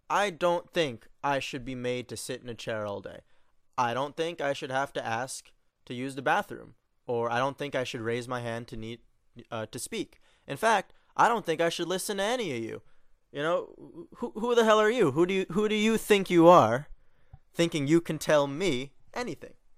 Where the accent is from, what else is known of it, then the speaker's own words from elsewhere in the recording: New York, United States; moved away; I'm from New York